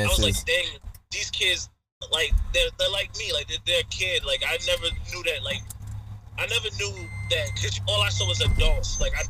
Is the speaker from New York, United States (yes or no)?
yes; Long Island, New York, United States; I'm from Long Island, New York, man. There's a small place that you might have to Google to really know where I'm at, but yeah, man, I'm on the island, man. I'm straight out the island.